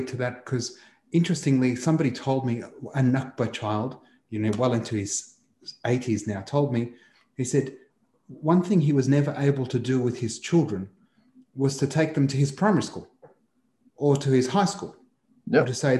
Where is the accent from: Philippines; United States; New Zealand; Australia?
Australia; I was born in Australia to a refugee Palestinian